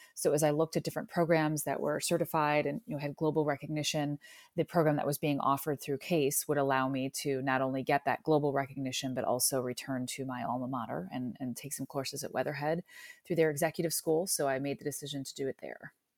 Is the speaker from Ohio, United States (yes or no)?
yes; Parma, Ohio, United States; also born or lived in Cleveland, Ohio; So I was actually born and raised here in Cleveland. I grew up in Parma, Ohio